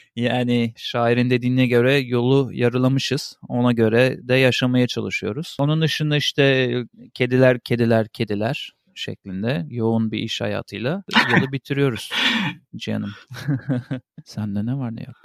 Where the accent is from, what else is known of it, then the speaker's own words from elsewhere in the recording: Turkey; bir Türk olarak